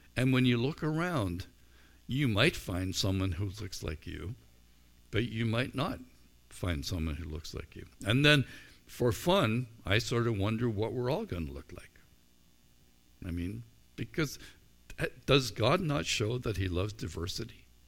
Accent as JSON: {"language": "English", "country": "Canada", "said": "As a Christian or as a Canadian"}